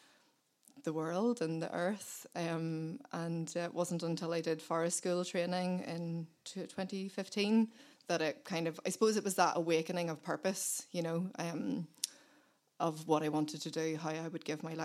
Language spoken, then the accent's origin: English; Belfast, Northern Ireland, United Kingdom; I was born in Belfast, and we moved out to the countryside when I was 8.